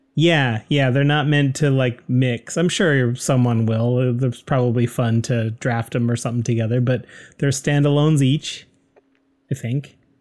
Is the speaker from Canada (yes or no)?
yes; Canada; We're proud Canadian podcasters